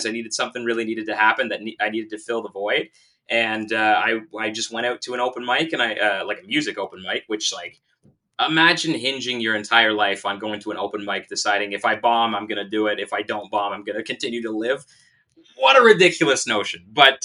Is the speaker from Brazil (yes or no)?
no; Kingston, Ontario, Canada; I grew up in Kingston